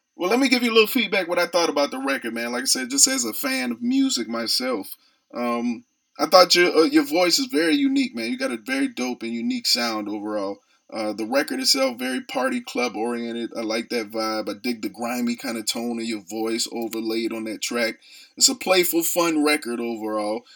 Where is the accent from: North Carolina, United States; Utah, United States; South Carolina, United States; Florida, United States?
South Carolina, United States; Charleston; I'm actually from Charleston, South Carolina, a little country area as well